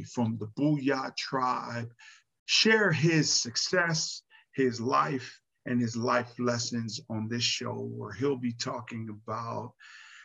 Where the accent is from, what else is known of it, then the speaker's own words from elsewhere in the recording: Pomona, California, United States; growing up in Pomona, California